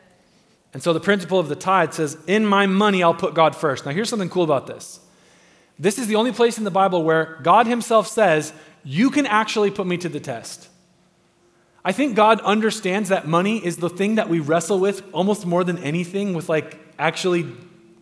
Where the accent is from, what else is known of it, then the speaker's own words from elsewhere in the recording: United States; We're American.